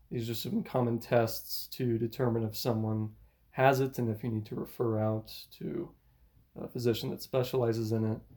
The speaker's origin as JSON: {"language": "English", "region": "Alabama", "country": "United States", "said": "Yeah, I'm … I'm uh, I'm from Alabama. I'm from a lot of places. I grew up in a military Air Force brat kind of atmosphere where we moved around a lot"}